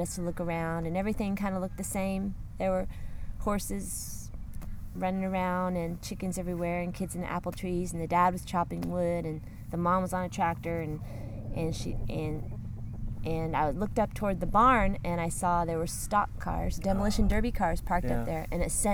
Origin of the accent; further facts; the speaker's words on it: California, United States; also born or lived in Davis, California; the places where I grew up in California